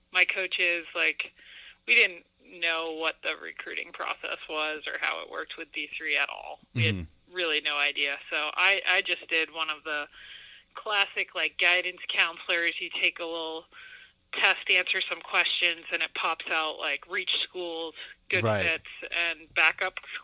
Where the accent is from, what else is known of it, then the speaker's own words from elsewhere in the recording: Yarmouth, Maine, United States; I grew up in Yarmouth, Maine, which is very close to L.L. Bean and Portland, small town